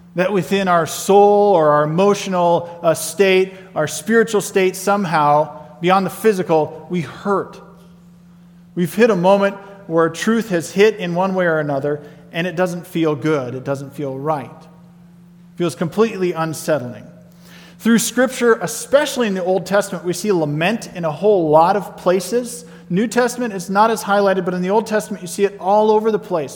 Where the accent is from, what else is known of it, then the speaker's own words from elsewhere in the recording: Nebraska, United States; moved away as an adult; also born or lived in Colorado; I grew up in Nebraska, and it took me to move to Colorado before I ever had driven a tractor